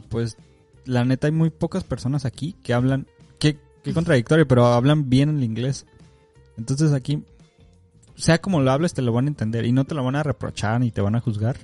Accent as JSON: {"language": "Spanish", "country": "Mexico", "moved": "yes", "said": "ya soy ese mexicano."}